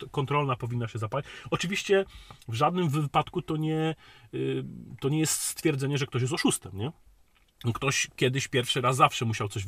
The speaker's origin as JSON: {"language": "Polish", "region": "Silesian Voivodeship", "country": "Poland"}